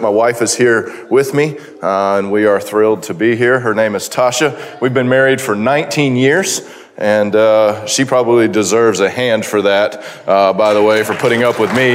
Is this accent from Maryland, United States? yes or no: no; Florida, United States; we are from Florida